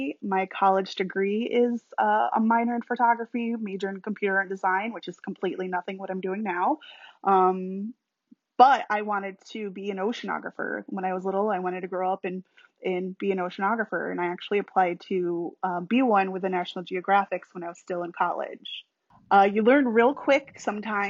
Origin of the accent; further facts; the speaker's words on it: New York, United States; moved away as an adult; also born or lived in Illinois; now in Florida, United States; I'm from New York originally. I moved here about 10 years ago.